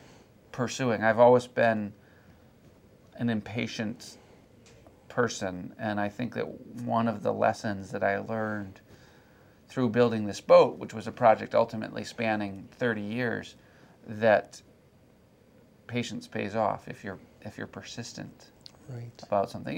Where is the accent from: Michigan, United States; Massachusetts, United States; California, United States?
Michigan, United States; moved away as an adult; my home state of Michigan